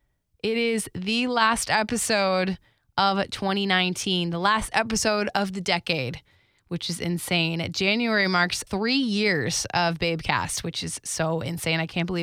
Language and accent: English; West Palm Beach, Florida, United States; you know what's funny is I grew up in West Palm, so South Florida